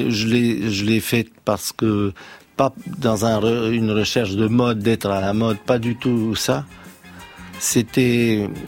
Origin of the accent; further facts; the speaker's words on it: Romania; born there; moi j'ai un passé différent parce que je suis né dans la Roumanie communiste et le jazz était interdit.